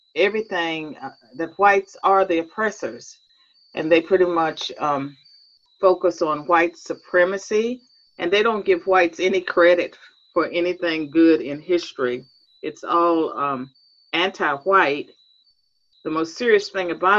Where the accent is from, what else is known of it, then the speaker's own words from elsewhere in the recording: Virginia, United States; I was born and raised in Virginia